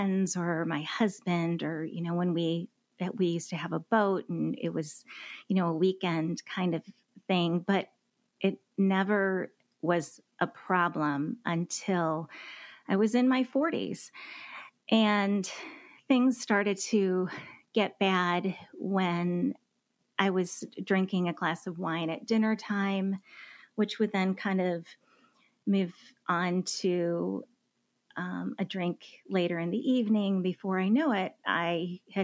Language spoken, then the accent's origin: English; Michigan, United States; moved away as an adult; now in Dallas, United States; I was born and raised in Michigan